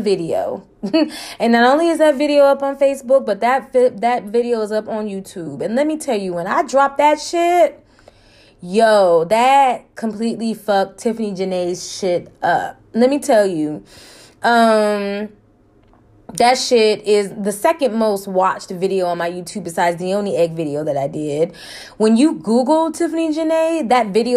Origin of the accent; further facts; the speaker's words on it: California, United States; moved away; I'm from Cali